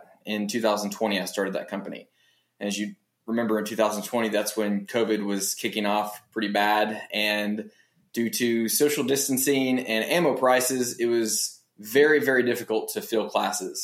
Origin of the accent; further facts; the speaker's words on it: Tennessee, United States; I was born and raised in Tennessee.